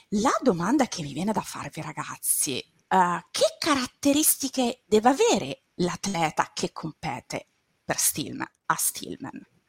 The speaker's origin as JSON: {"language": "Italian", "town": "Latina", "region": "Lazio", "country": "Italy", "said": "io sono laziale, vengo dal Lazio, da Latina"}